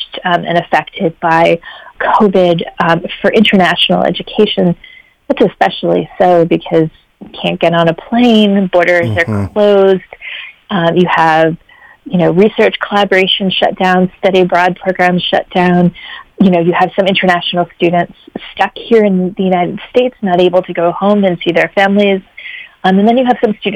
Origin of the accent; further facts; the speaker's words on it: Canada; moved away; also born or lived in Washington, D.C.; I'm Canadian